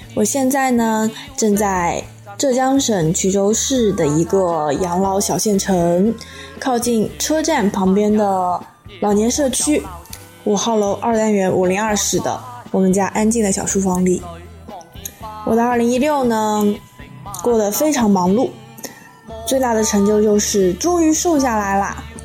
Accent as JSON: {"language": "Chinese", "town": "Xiangyang", "region": "Hubei", "country": "China", "tie": "born or raised there", "said": "我现在所在的地方呢，是湖北省襄阳市的一个小镇，也就是我的老家"}